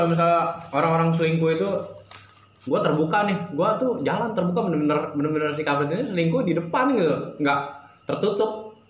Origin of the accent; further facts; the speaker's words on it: Jakarta, Indonesia; Uh, eh, gue kan tau sendiri gue kan anak Jakarta banget ya.